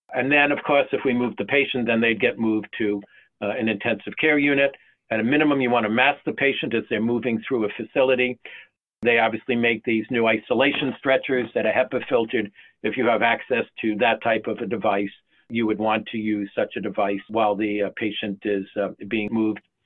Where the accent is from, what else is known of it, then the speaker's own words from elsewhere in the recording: North Carolina, United States; my home state of North Carolina